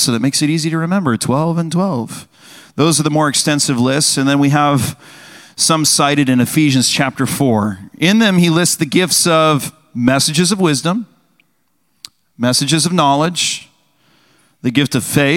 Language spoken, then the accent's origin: English; United States; us as Americans